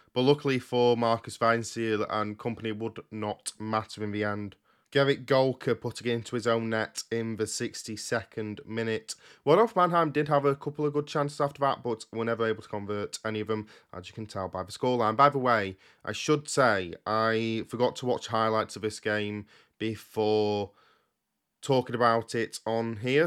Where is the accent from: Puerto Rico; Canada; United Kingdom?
United Kingdom; I record these podcasts in the U K and that I'm British